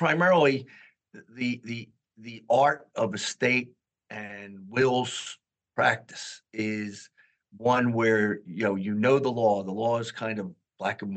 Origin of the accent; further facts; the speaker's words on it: Philadelphia, Pennsylvania, United States; moved away as an adult; now in New Jersey, United States; I was born and raised in Philadelphia